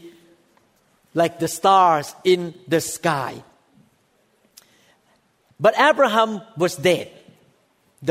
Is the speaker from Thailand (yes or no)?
yes; Thailand; I am one of the Gentiles. I was born in Thailand